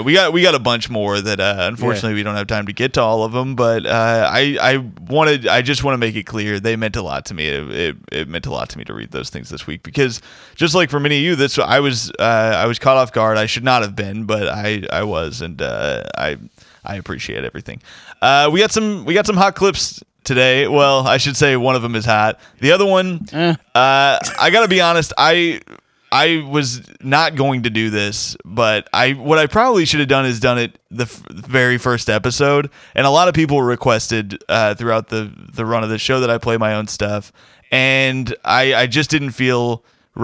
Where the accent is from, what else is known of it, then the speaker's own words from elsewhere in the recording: Indiana, United States; he's a fellow Indiana man. So two Indiana comics